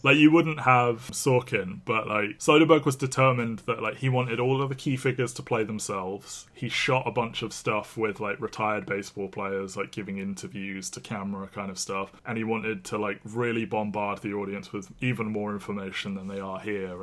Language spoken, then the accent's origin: English; United Kingdom; we are British